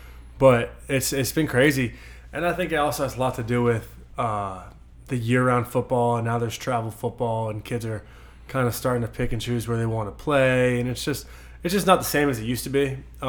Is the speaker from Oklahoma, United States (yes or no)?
no; Mechanicsville, Virginia, United States; also born or lived in Tennessee; Yeah, so I was born in Tennessee, moved all around until about sixth grade, or summer coming into my sixth grade, and since then I've called Mechanicsville home, so it's been a long time